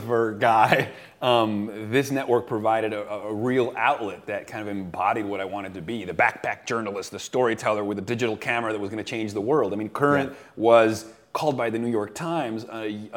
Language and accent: English; Venezuela; moved away as an adult; also born or lived in United States; I grew up in South America, actually, in Venezuela, which not everybody knows